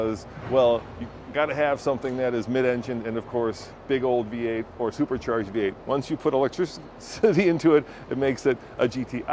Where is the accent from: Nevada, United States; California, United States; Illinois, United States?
Illinois, United States; Chicago; in my hometown at the Chicago Auto Show